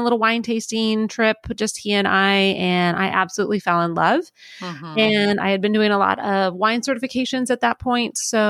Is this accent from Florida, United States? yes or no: yes; Florida, United States; also born or lived in Michigan / Missouri; now in Minnesota, United States; I was born in Michigan, and then we ended up moving to Florida when I was little, and so I grew up there.